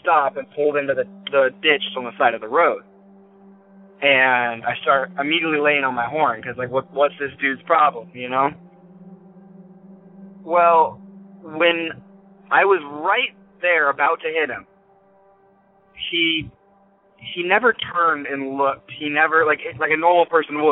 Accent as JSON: {"language": "English", "area": "near East Wenatchee", "region": "Washington", "country": "United States", "tie": "born or raised there", "said": "I'm from Washington, and I live in this little area. There's a town called East Wenatchee, and it's pretty big to me because I grew up on top of a mountain that's right nearby"}